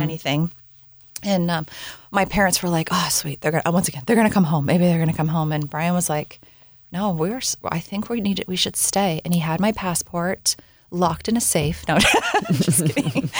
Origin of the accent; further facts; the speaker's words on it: Bellingham, Washington, United States; moved away as an adult; also born or lived in Southern California / New Zealand; we ended up moving back up to my hometown in Bellingham, Washington